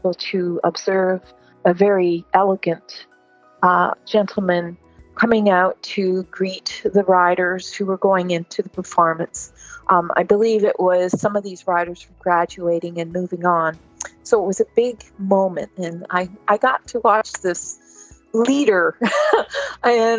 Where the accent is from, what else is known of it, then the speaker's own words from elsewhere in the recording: Ontario, Canada; I was raised in Ontario, Canada